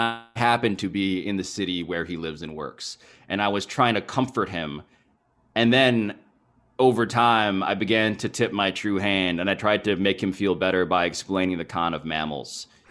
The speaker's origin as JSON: {"language": "English", "country": "Philippines", "moved": "yes", "lives_now": "United States", "said": "As a Filipino"}